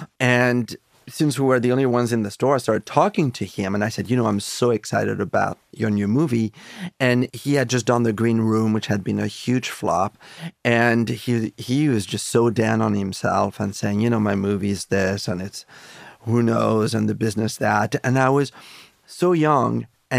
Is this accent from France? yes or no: yes; France; You know, it was interesting growing up in France.